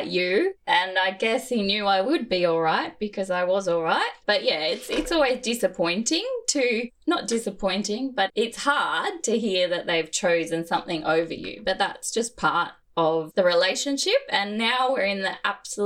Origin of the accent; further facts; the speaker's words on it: Gold Coast, Queensland, Australia; also born or lived in Brisbane; We were in Brisbane at the time and I grew up on the Gold Coast